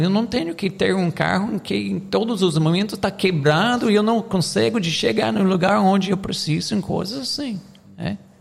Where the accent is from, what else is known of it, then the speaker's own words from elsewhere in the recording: United States; Portuguese is a second language; now in Brazil; eu sou americano